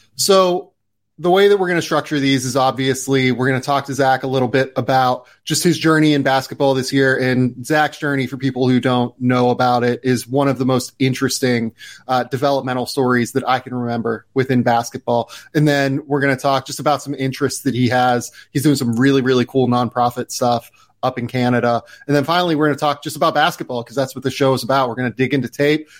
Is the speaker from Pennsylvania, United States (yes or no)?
yes; Pittsburgh, Pennsylvania, United States; I grew up in Pittsburgh, so like I grew up around hockey